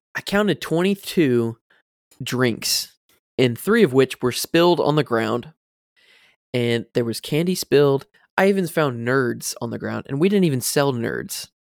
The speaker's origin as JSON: {"language": "English", "region": "Florida", "country": "United States", "tie": "born or raised there", "said": "growing up in Florida, you have to learn a little bit of Spanish"}